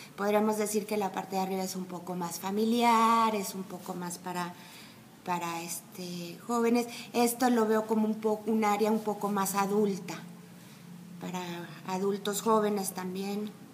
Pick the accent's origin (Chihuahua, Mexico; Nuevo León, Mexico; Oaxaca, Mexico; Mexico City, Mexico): Mexico City, Mexico; moved away as an adult; now in San Miguel de Allende, Mexico; yo soy del DF, llevo ya 10 años viviendo aquí y ya me considero más sanmiguelense que chilanga